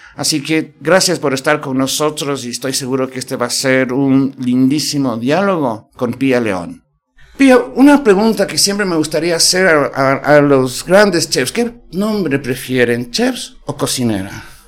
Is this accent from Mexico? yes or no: no; Ecuador; los ecuatorianos tenemos un poquito de envidia en este sentido